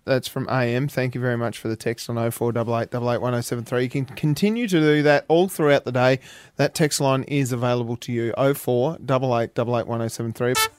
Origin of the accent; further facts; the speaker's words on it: Burnie, Tasmania, Australia; now in Hobart, Australia; I'm from Burnie